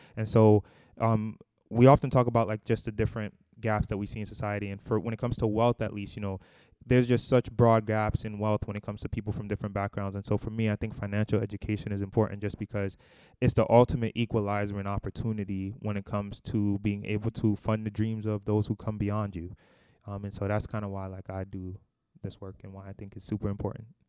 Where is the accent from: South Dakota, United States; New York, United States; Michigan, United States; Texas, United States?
New York, United States; New York City; also born or lived in Boston, Massachusetts; we're both originally from Brooklyn, New York, actually, the Bushwick area